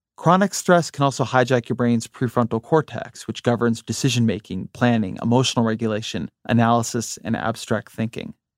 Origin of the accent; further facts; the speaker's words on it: near Los Angeles, California, United States; moved away as an adult; also born or lived in Washington, D.C.; I grew up near Los Angeles